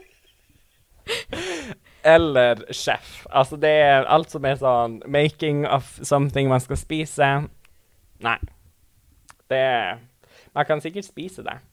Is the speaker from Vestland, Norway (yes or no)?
no; Tana, Finnmark, Norway; moved away; jeg eh, bodde hjemme i Tana